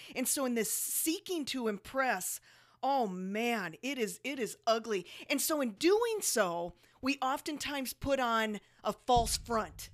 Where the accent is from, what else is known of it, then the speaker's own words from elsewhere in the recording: South Dakota, United States; now in Las Vegas, United States; Jody and I moved from one of the coldest places